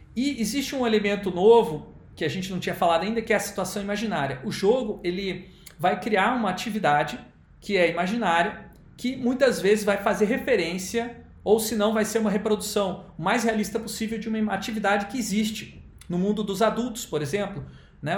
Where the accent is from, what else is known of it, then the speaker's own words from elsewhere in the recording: Rio de Janeiro, Brazil; cidade onde eu nasci, no Rio de Janeiro